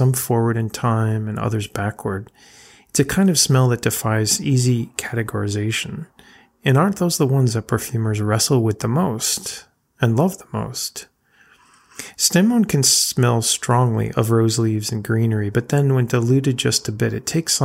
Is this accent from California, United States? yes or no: no; Connecticut, United States; now in Rhode Island, United States; where I was raised in Connecticut